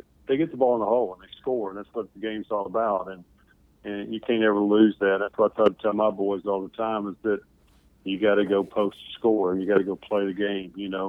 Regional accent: the South, United States; And just growing up in the South and going to Tennessee games, my dad went to Tennessee.

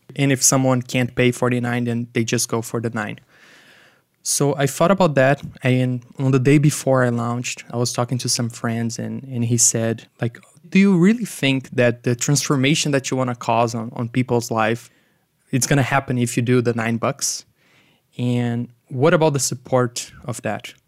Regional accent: Brazil; moved away; I'm originally from Brazil

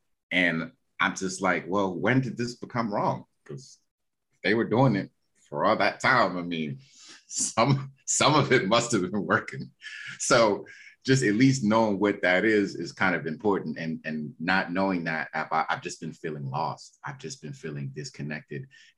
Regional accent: Nigeria; Like I grew up, I'm Nigerian, you know, my father is my father's mother is Yoruba. So I've always known Yoruba as a language.

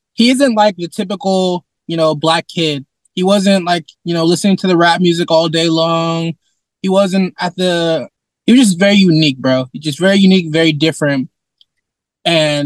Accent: Sacramento, California, United States; I was born and raised here in Sacramento

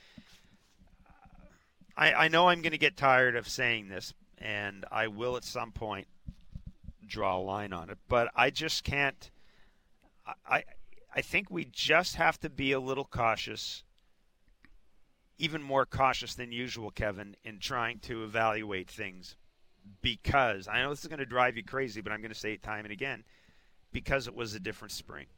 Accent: Manitoba, Canada; I grew up in Manitoba

